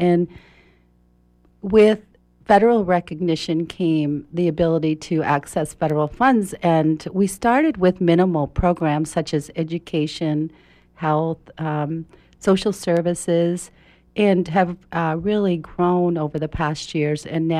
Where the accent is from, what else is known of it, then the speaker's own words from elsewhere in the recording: Houlton, Maine, United States; born there; I was born in Houlton, Maine, which is near the New Brunswick-Canadian border, Roosty County, and I'm the third of 10 children.